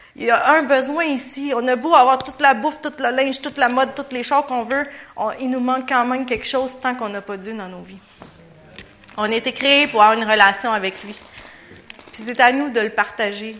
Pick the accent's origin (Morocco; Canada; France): Canada; Quebec; on était six Québécois à y aller